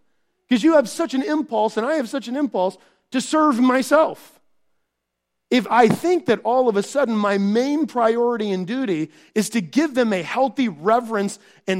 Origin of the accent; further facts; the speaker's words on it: Minnesota, United States; because I came from Minnesota, that this is going on.